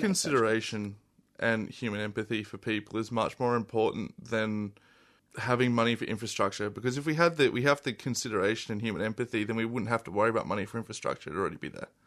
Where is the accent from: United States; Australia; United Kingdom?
Australia; Adelaide, South Australia; moved away as an adult; I'm from Adelaide. I originally grew up there and I moved here, uh, a little over a year ago.